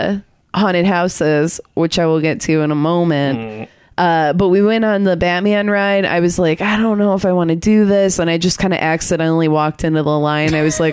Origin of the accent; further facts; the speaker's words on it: Michigan, United States; moved away; I'm from Michigan. We both are from Michigan, Ethan